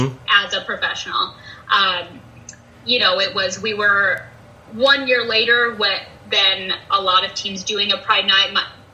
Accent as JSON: {"language": "English", "region": "Utah", "country": "United States", "moved": "as an adult", "lives_now": "Des Moines, United States", "said": "I'm originally from Utah"}